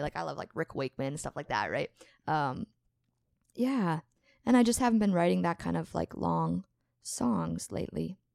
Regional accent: Morden, Manitoba, Canada; we grew up in Morden, playing together

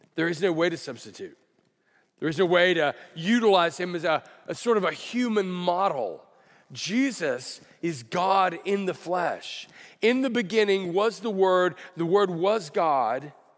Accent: Alabama, United States; now in California, United States; I grew up in Alabama

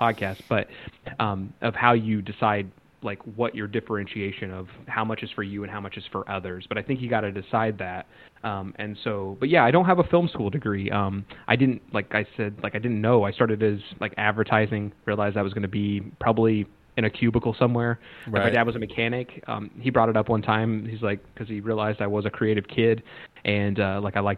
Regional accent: Ottawa, Kansas, United States; moved away as an adult; now in Los Angeles, United States; I'm from a small town. Like I graduated from Ottawa, Kansas

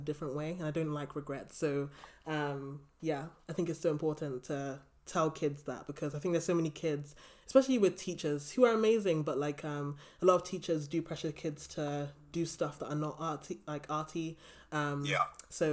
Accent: London, United Kingdom; I grew up in London

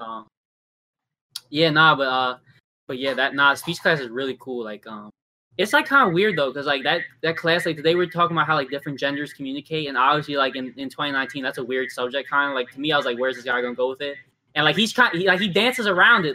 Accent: Baltimore, Maryland, United States; we're from Baltimore

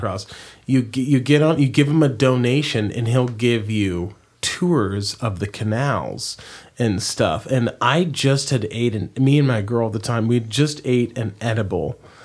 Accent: Oregon, United States; I'm from Oregon

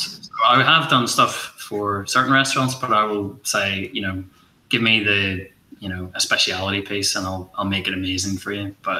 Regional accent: Ireland; I'm Irish

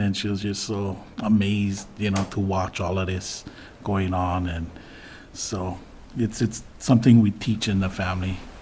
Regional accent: Big Island, Hawaii, United States; now in Kapa'a, United States; I'm actually from the Big Island, and I went back to the Big Island to a spot that I was raised

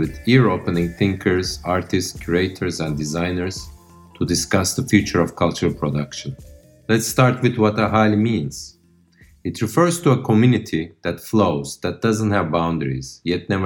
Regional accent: Ankara, Turkey; still studying in my hometown Ankara

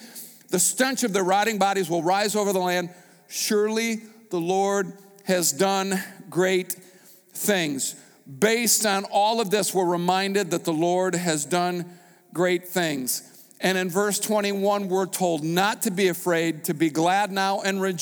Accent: United States; I was a pastor from America

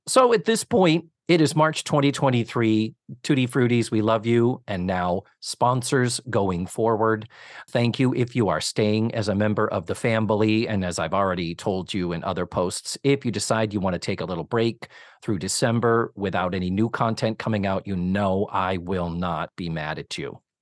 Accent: Massachusetts, United States; now in Orlando, United States; I was raised in Massachusetts

